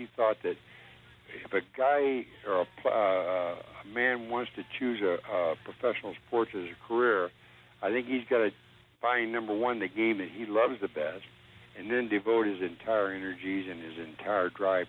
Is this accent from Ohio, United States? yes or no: yes; Columbus, Ohio, United States; In Columbus, Ohio.